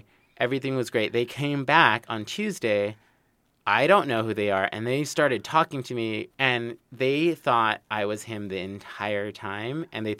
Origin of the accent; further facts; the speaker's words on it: Los Angeles, California, United States; Born and raised in Los Angeles zip code. Not the Valley